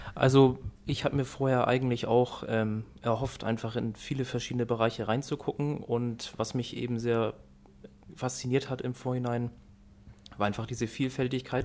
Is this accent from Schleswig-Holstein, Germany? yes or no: yes; Norddeich, Schleswig-Holstein, Germany; ich komme aus Nordeich, also auch aus Dithmarschen